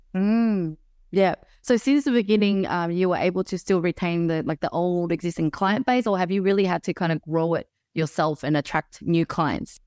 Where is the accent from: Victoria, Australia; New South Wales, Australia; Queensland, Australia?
Victoria, Australia; Melbourne; now in Sydney, Australia; I was originally from Melbourne